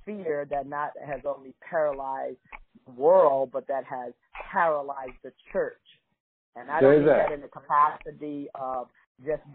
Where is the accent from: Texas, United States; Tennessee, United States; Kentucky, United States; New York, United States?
New York, United States; New York City; I'm from New York City, born in the concrete jungle